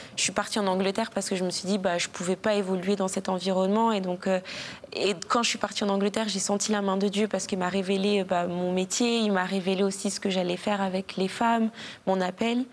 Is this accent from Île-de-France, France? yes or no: no; Cires-lès-Mello, Hauts-de-France, France; also born or lived in Guadeloupe (ancestry); de Cire-les-Mélos, une petite ville dans le 60